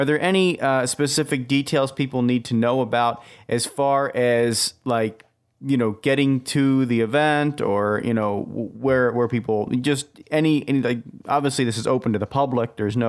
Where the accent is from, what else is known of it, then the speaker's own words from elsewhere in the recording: Philadelphia, Pennsylvania, United States; now in Wisconsin, United States; Yeah, I'm a transplant from Philadelphia to Wisconsin.